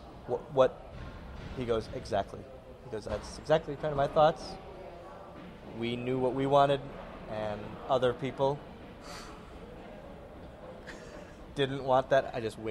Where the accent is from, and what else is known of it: Green Bay, Wisconsin, United States; born or raised there